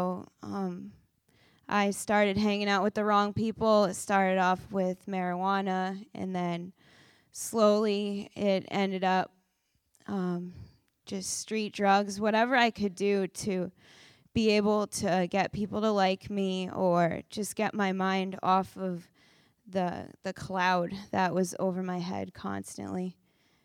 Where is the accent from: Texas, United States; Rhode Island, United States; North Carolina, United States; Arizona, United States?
Rhode Island, United States; South Kingstown; I'm from South Kingstown, Rhode Island.